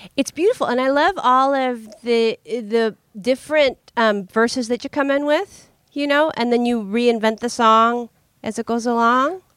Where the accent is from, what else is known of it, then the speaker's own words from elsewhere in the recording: San Francisco, California, United States; we're from the Bay Area, we're from San Francisco